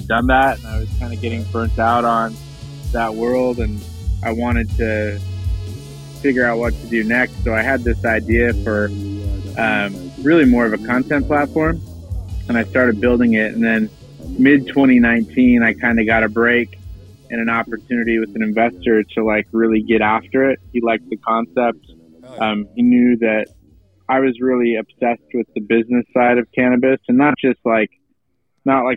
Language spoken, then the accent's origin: English; Washington, United States; moved away as an adult; also born or lived in Seattle, Washington / Los Angeles, California; now in New York, United States; I grew up in Washington State